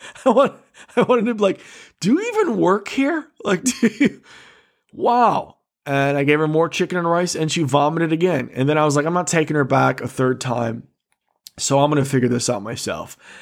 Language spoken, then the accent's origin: English; Michigan, United States; I am a comic from Michigan.